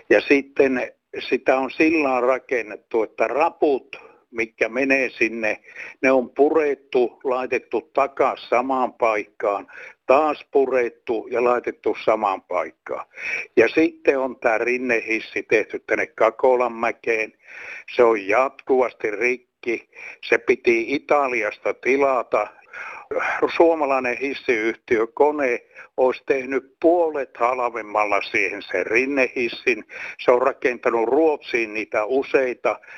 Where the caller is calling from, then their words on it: Turku, Southwest Finland, Finland; No, … täältä Turussa soittelee. Täällä Turussa rakennettiin tämä Lokomon silta